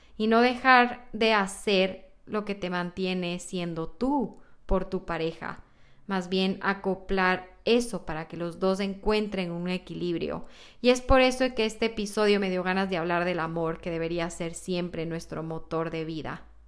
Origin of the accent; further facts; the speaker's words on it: Ecuador; moved away as an adult; now in United States; qué había en Ecuador, qué comemos allá